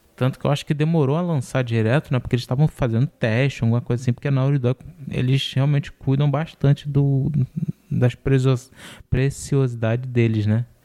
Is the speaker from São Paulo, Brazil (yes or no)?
no; Rio de Janeiro, Brazil; eu sou do Rio